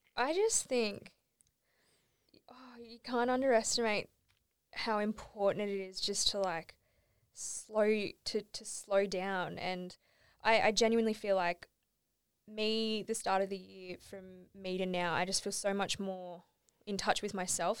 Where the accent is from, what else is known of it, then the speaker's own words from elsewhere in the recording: Australia; moved away; I went back home to, Alboro is my hometown